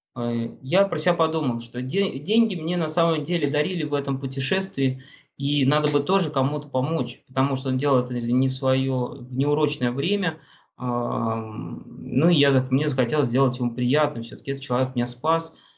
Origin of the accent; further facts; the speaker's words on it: Russia; now in Moscow, Russia; я из России, я из самого Магадана еду